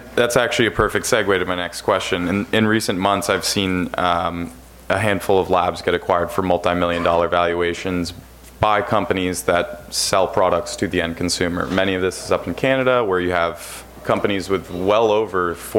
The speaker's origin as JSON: {"language": "English", "region": "New York", "country": "United States", "said": "as a New Yorker with no med card"}